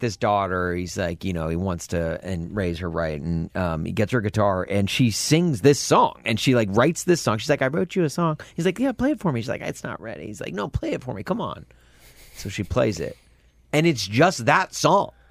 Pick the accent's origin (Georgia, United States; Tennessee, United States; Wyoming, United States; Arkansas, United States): Tennessee, United States; near Brentwood, Nashville; we had a theater in Nashville, in Brentwood, in my, just outside of my hometown